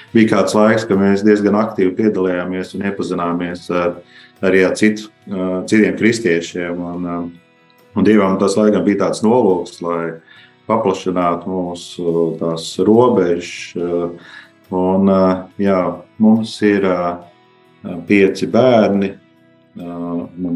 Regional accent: Valmiera, Latvia; mēs esam uh, no Valmijas

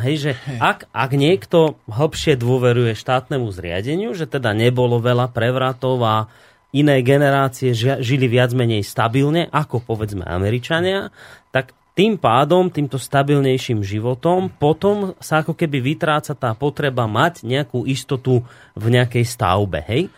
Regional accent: Slovakia; sme my Slováci takí

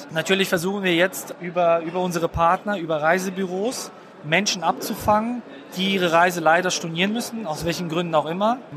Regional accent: Berlin, Germany; bin aus Berlin

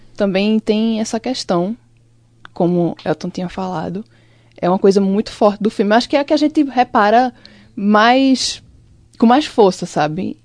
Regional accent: Limoeiro, Pernambuco, Brazil; now in Caruaru, Brazil; eu lembro muito das coisas de Limoeiro que é a minha cidade natal

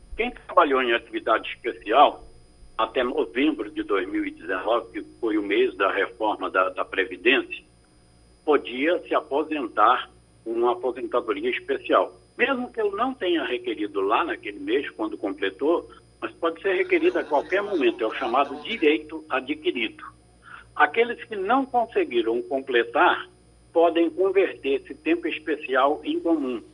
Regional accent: Recife, Pernambuco, Brazil; now in Ipojuca, Brazil; Eu sou natural de Recife, mas estou aqui em Nossa Senhora do Ipujuca

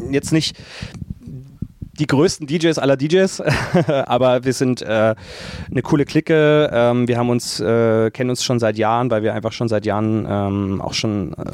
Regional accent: Dresden, Saxony, Germany; also Dresden, ich, ich, wohne ja schon immer in Dresden. Dresden ist meine Heimat und ähm, ich fühle mich da sehr wohl, habe äh, meine Base.

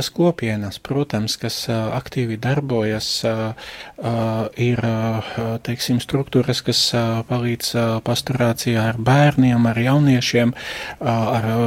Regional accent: Košice Region, Slovakia; Latvian is a second language; moved away as an adult; now in Latvia; Es esmu no Slovākijas austrumu daļas, no Košicas arhidiecēzes. Es no 2003. gada esmu priesteris un astoņus gadus es kalpoju Slovākijas draudzēs, pirms es atbraucu uz Latviju.

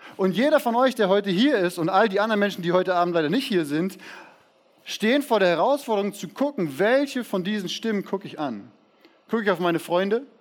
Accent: Siegen, North Rhine-Westphalia, Germany; Ich wurde in Siegen geboren

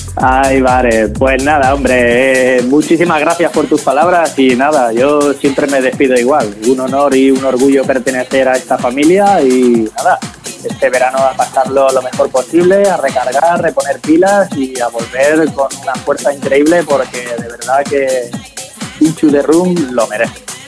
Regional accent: Valencian Community, Spain; como decimos aquí en Valencia

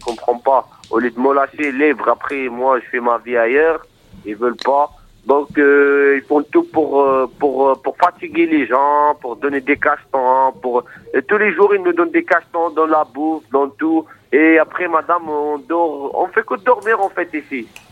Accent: Morocco; now in France; Moi, déjà, je suis de nationalité marocaine. Je suis marocain

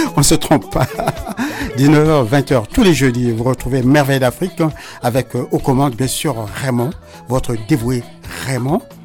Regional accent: Les Mureaux, Île-de-France, France; je suis des Mureaux

